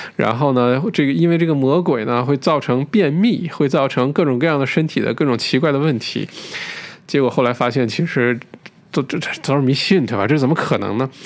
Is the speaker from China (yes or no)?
yes; Northeast China, China; now in Australia; 好像小的时候在中国，呃，像我是东北人，呃，小的时候在家里头，冬天的时候也没什么菜